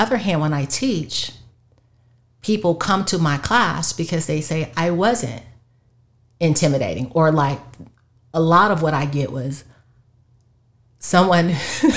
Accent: Chicago, Illinois, United States; we're all from Chicago

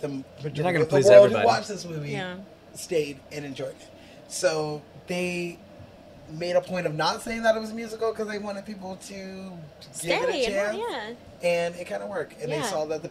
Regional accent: Riverside, California, United States; my hometown, Riverside

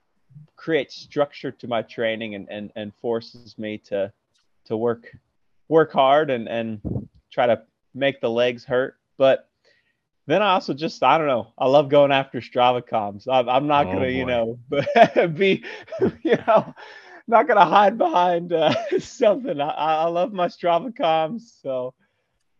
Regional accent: Indiana, United States; moved away as an adult; also born or lived in Logan, Utah; now in Utah, United States; Born and raised in Indiana, but not a Hoosier.

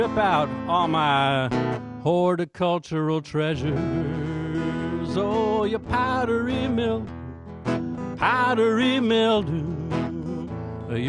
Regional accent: Lawton, Oklahoma, United States; now in Philadelphia, United States; I was born in Lawton, Oklahoma

